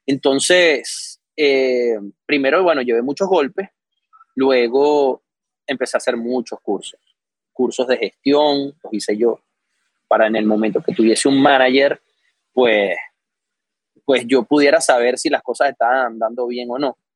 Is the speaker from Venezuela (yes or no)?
yes; Venezuela; moved away; yo llegué de Venezuela con todo, me alquilé el apartamento, me compré un carrito para empezar las clases y tal.